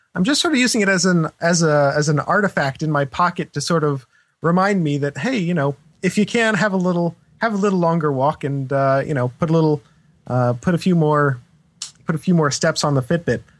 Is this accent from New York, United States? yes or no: no; Vermont, United States; moved away; I spent some time growing up in Vermont